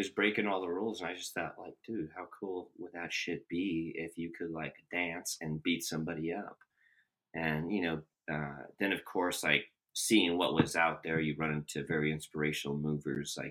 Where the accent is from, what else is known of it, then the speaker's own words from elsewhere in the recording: Albuquerque, New Mexico, United States; also born or lived in Texas; I grew up in Albuquerque, New Mexico